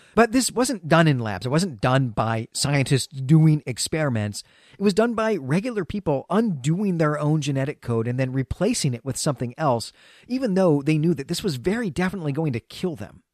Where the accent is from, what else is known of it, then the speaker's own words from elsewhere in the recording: Great Lakes, United States; moved away; when I was growing up in the Great Lakes